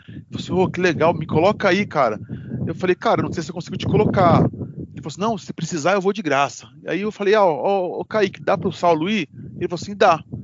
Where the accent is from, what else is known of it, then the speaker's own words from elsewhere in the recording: Osasco, São Paulo, Brazil; eu sou de Osasco